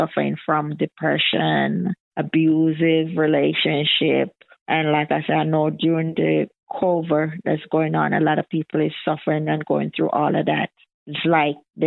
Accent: Jamaica; now in United States; I'm originally from Jamaica

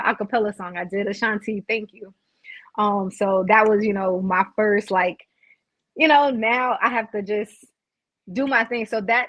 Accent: Brooklyn, New York, United States; now in South Carolina, United States; So I'm originally from Brooklyn, New York, moved down to South Carolina, moved back to New York, and then now I'm back in South Carolina.

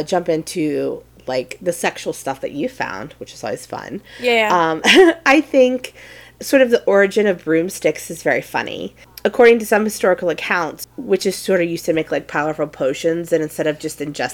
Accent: the South, United States; accent: southern; I have a very southern accent

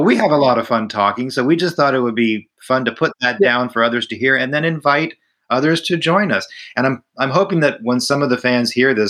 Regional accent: Florida, United States; my local area where I grew up in Florida

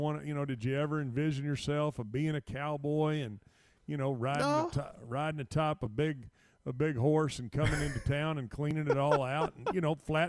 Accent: Lake Travis, Texas, United States; I was brought up on Lake Travis

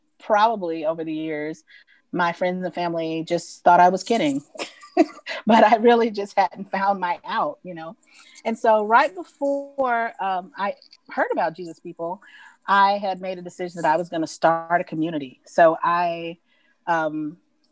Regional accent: Atlanta, Georgia, United States; moved away; am originally from Atlanta, from Georgia

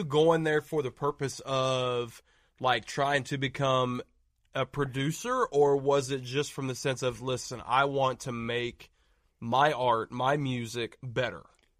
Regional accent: Southern Ohio, United States; We're from Southern Ohio, bro.

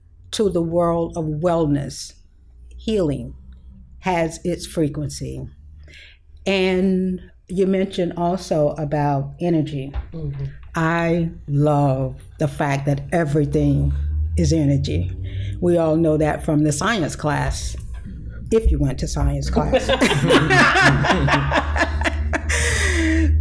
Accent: Pensacola, Florida, United States; I was born and raised in Pensacola, Florida. So I am a native Floridian

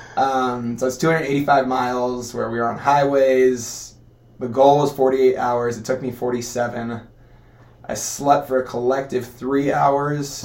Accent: Costa Mesa, California, United States; also born or lived in Long Beach, California / Canada; moved down to Costa Mesa, grew up there, playing every sport under the sun.

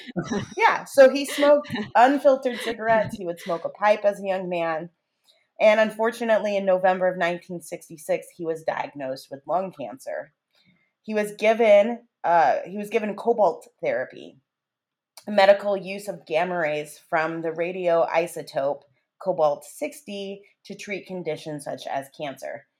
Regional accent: Monterey, California, United States; I grew up in Monterey

